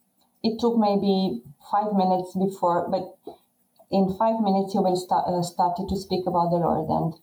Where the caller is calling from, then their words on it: southern Romania, Romania; Romania, Eastern Europe, and is the southern part of Romania, 100 kilometers away from our capital, Bucharest.